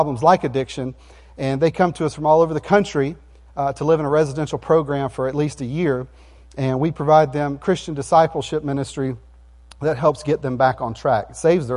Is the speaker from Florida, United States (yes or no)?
yes; Jackson County, Florida, United States; now in Virginia Beach, United States; we were born and raised in Jackson County, and the farm is still in Jackson County